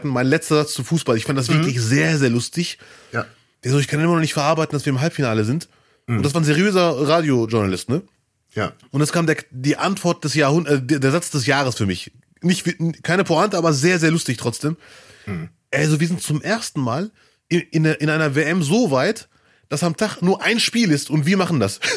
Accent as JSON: {"language": "German", "country": "Germany", "tie": "born there", "said": "Ich würde mich auch vor Deutschland freuen, ich bin ja hier geboren."}